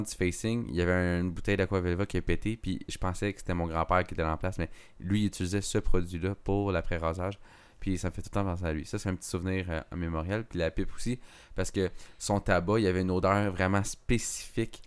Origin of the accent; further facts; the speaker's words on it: Montebello, Quebec, Canada; je, suis, natif, dans le fond, de l'Outaouais, dans le fond, pour les gens qui ne savent pas, je viens de, de Montebello